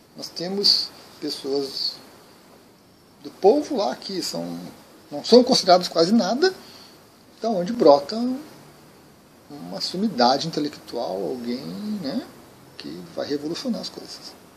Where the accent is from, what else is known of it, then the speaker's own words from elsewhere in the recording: Brazil; Aqui no Brasil.